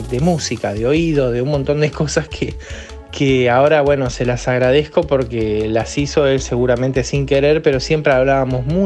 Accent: Argentina; also born or lived in Mexico; yo me crié en México, hasta los 10 años viví en México, soy argentino, pero eh, nos fuimos a muy temprana edad mía, nos fuimos a, vivir a México

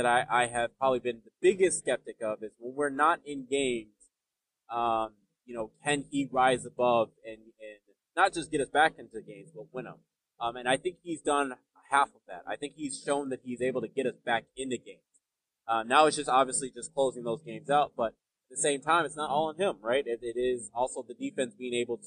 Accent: Nigeria; I'm Nigerian

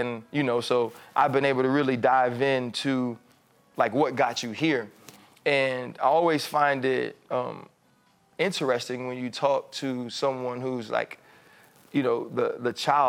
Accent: New Orleans, Louisiana, United States; I'm from New Orleans.

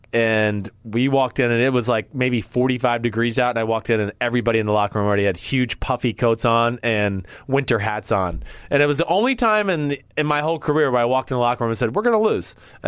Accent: New Jersey, United States; I was from Jersey, and I was going to prove to everybody else on my team that I was from Jersey.

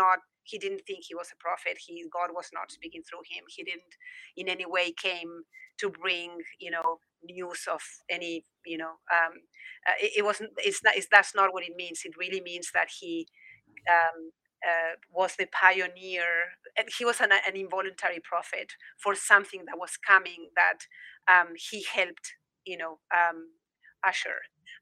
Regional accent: Argentina; moved away; I was in Buenos Aires, I'm from Argentina originally, and I was in Buenos Aires at home in 2003

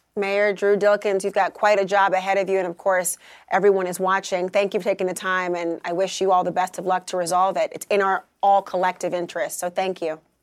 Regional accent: Minnesota, United States; my home state of Minnesota

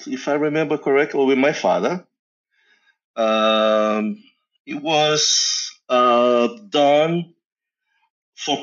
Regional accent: Sicily, Italy; moved away; Born and raised in Sicily, Italy, which is south of Italy, is an island, basically by the water, the Mediterranean Sea, and that's where I was born, long time ago

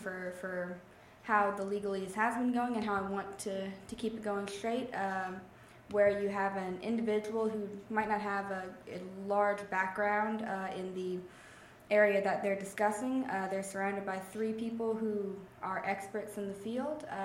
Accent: Grand Prairie, Louisiana, United States; Louisiana born and bred. I'm from the unincorporated rural community of Grand Prairie, Louisiana, outside of Ville Platte, Louisiana

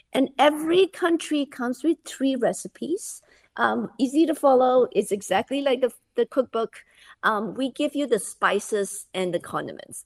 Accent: Malaysia; moved away; I grew up in Malaysia

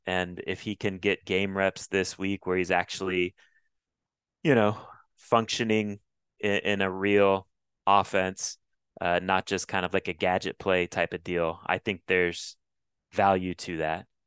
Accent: Florida, United States; I grew up in Florida

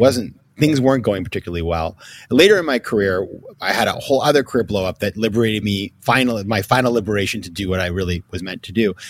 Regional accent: Maine, United States; I grew up in Maine

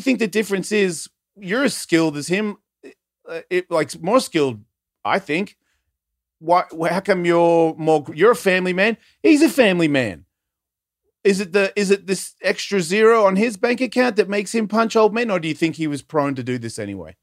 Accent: Australia; my mum's a New Zealander and I was born in Australia

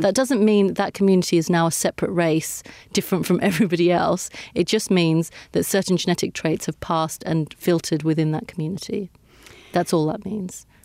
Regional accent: United Kingdom; I am British. I was born here. I've lived my whole life here.

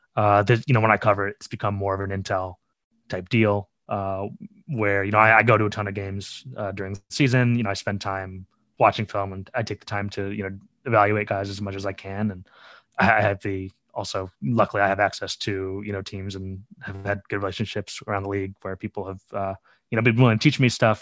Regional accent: Chicago, Illinois, United States; I grew up in Chicago, uh, on the south side of Chicago

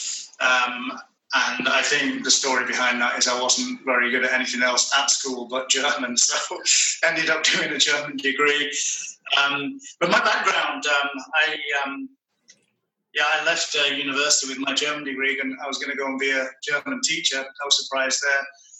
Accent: Manchester, North West England, United Kingdom; moved away as an adult; now in Atlanta, United States; I'm from Manchester, which, of course, is the centre of the British Empire.

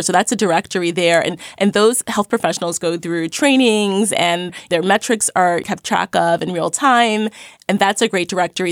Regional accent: New York City, New York, United States; I grew up in Crown Heights, Brooklyn

